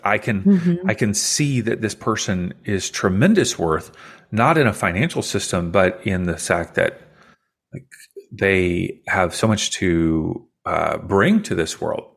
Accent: Kentucky, United States; I grew up in Kentucky

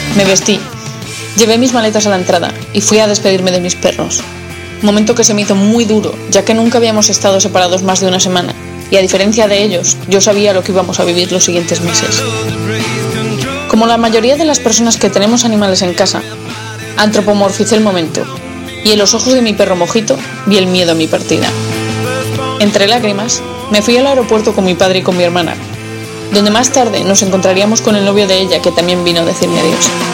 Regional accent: Madrid, Community of Madrid, Spain; moved away as an adult; now in Seattle, United States; soy de Madrid y estoy escribiendo este blog en el cual comparto mi experiencia viviendo en Seattle.

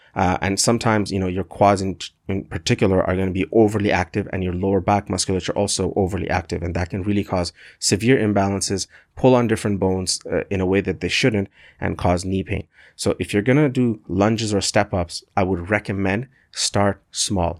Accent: Canada; I'm a proud Canadian.

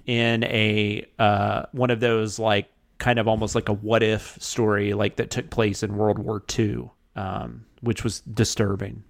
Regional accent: the South, United States; I'm in the South and I grew up in the South

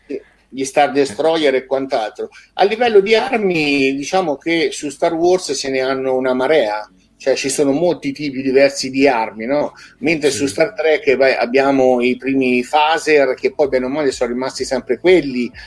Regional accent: Chianciano Terme, Tuscany, Italy; io sono di Chianciano Terme

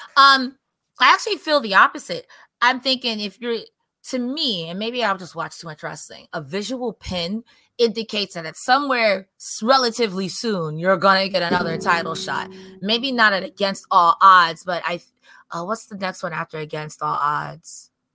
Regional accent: New York, United States; I'm from New York

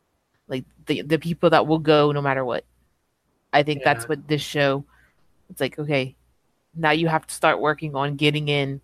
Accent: Cajun, Louisiana, United States; I'm Cajun

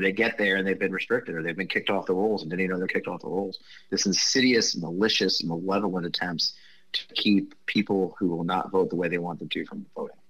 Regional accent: Missouri, United States; I grew up in Missouri

